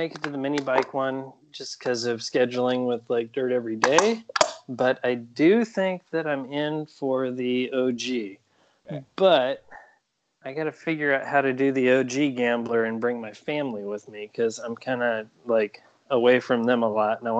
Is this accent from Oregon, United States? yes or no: yes; Oregon, United States; moved away; also born or lived in Portland, Oregon / Roseburg, Oregon; I grew up in Oregon, and like I was born in Portland area, and then I was a little kid like in the Roseburg area